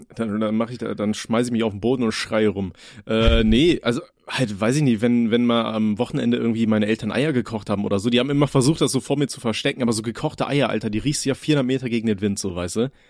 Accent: Aachen, North Rhine-Westphalia, Germany; ich komme ja aus Aachen

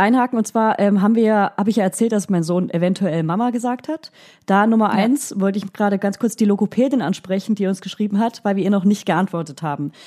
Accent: Franconia, Bavaria, Germany; accent: Franconian; Ich spreche ja fränkisch

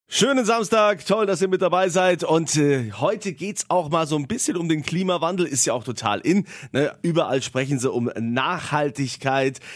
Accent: Rheinhessen, Rhineland-Palatinate, Germany; in meiner Heimat in Rheinhessen

